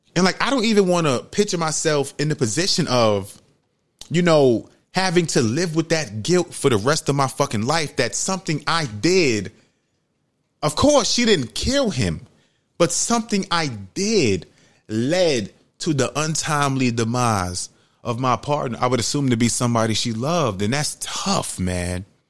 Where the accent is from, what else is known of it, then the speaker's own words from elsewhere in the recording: United States; I grew up in Webster, Webster Avenue in the projects.